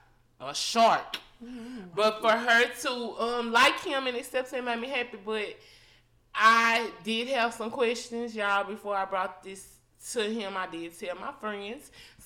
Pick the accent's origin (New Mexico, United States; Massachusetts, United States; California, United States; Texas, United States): Texas, United States; Dallas; I'm from Oak Cliff, but my mama and my stepdaddy do not.